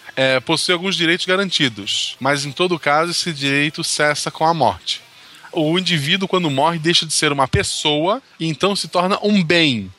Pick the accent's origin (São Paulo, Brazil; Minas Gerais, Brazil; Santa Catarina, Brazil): Santa Catarina, Brazil; Florianópolis; also born or lived in São José, Santa Catarina; eu sou de Florianópolis, naquele né, é lado. Eu vivi em São José por vários motivos aleatórios